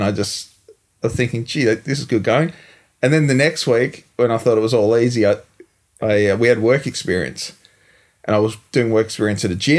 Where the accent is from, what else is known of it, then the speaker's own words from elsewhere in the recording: Wonga Park, Victoria, Australia; I grew up just down in Wonga Park, which is obviously very close, and I came from Wonga Park Primary School in grade four.